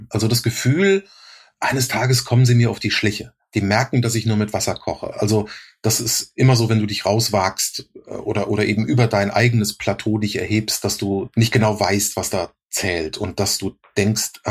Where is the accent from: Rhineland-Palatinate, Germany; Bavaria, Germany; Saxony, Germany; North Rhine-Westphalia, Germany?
Rhineland-Palatinate, Germany; accent: Palatine German; war mein Dialekt, war mein pfälzischer Dialekt.